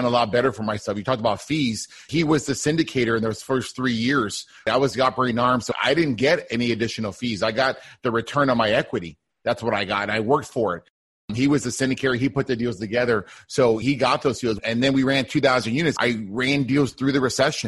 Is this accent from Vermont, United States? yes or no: no; Deep South Texas, United States; now in Houston, United States; I grew up in Deep South Texas, like a border town close to Mexico, United States